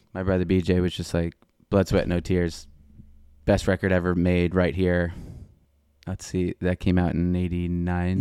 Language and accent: English; North Merrick, New York, United States; Born and raised North Merrick, Long Island, South Shore, Nassau County